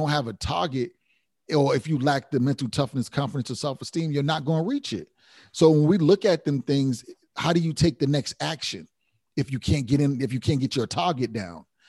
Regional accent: Providence, Rhode Island, United States; I come from Rhode Island, Providence

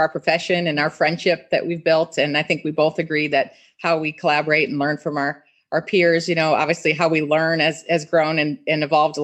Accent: Cleveland, Ohio, United States; moved away as an adult; also born or lived in Columbus, Ohio; now in Orlando, United States; I was from Cleveland

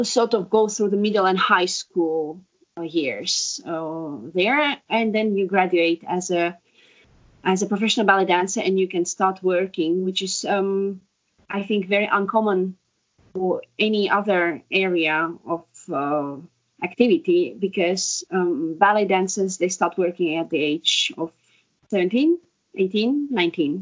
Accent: Estonia; Estonian-born, ex-ballet dancer

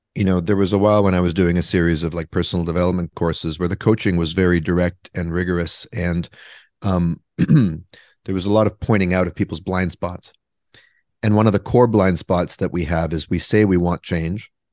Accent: Vancouver, British Columbia, Canada; now in Brooklyn, United States; I am from Vancouver, though. I am from British Columbia, Canada, but I live in Brooklyn, New York

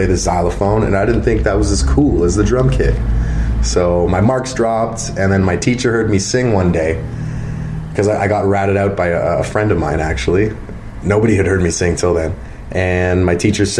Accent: Mississauga, Ontario, Canada; moved away as an adult; now in Wasaga Beach, Canada; I'm from Mississauga originally

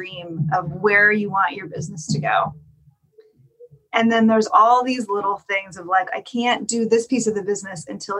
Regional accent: the Northwest, Pacific Northwest, United States; also born or lived in Los Angeles; now in Portland, United States; I'm born and raised in the Northwest

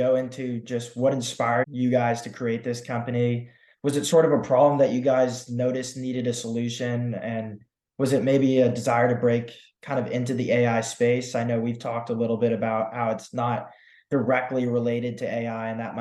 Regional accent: San Diego, California, United States; also born or lived in Santa Barbara; I'm actually originally from San Diego as well

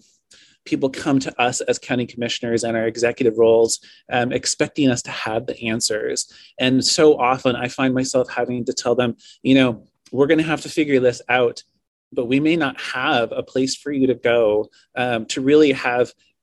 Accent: Lincoln City, Oregon, United States; I was born and raised in Lincoln City at the coast

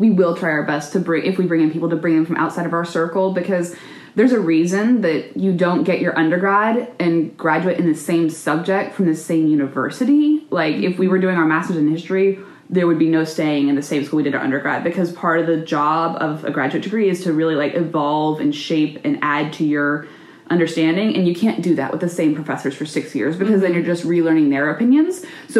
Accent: the South, United States; And like I said earlier, we're both from the South, and sometimes it takes new modern ideas a little longer to get to us.

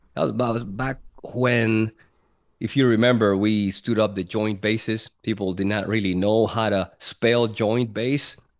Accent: Puerto Rico; moved away as an adult; born and raised in Puerto Rico, and, uh, from there, when I was nineteen, enlisted in the Air Force

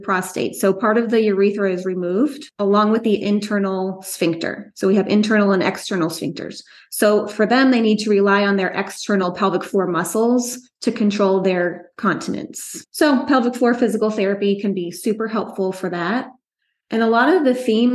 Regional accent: Long Island, New York, United States; also born or lived in Orlando, Florida; now in Brevard County, Florida, United States; I'm from Long Island, New York. I moved to Brevard County, Florida, which is in the middle of the state on the East Coast in 1999

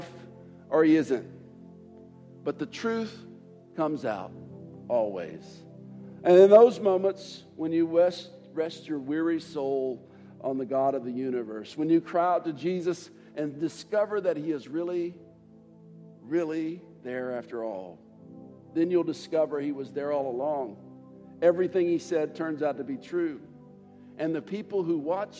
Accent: United States; as an American.

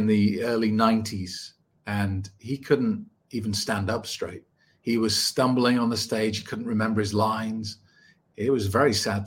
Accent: United Kingdom; I was born 1974 in the United Kingdom.

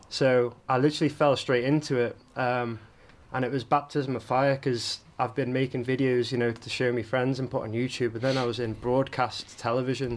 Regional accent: Isle of Man; I was born on the Isle of Man. I'm half Italian um, and half Manx.

